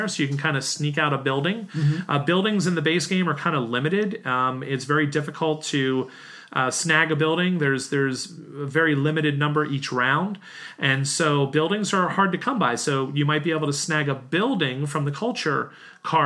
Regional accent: United States; an American city where, like the one I grew up

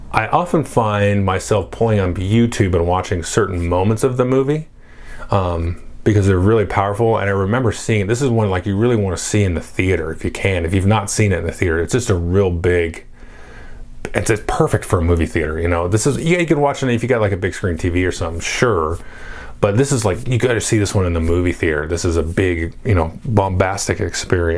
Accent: United States; I grew up in America in the 80s

